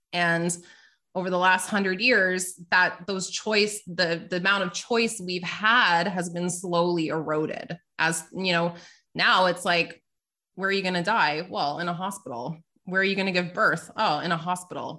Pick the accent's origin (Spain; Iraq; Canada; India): Canada; I'm Canadian